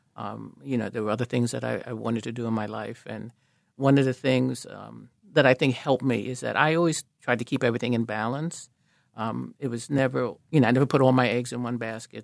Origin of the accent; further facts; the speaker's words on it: New York City, New York, United States; moved away as an adult; also born or lived in Philadelphia; I grew up in Harlem. Uh, had no intention of ever leaving New York